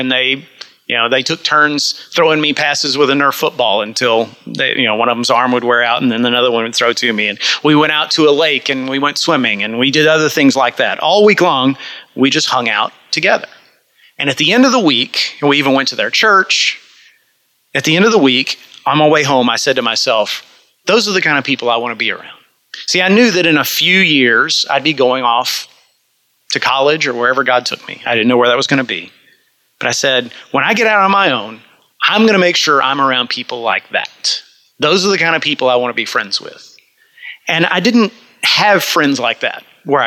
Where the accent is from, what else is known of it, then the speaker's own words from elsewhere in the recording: Yoakum, Texas, United States; growing up in Yoakum, Texas, actually suburban Yoakum, you know, a little country area